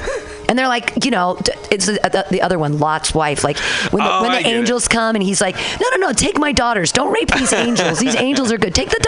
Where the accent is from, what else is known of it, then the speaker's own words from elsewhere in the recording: Danville, California, United States; When I was little, I grew up in Danville, so we would come over all the time and see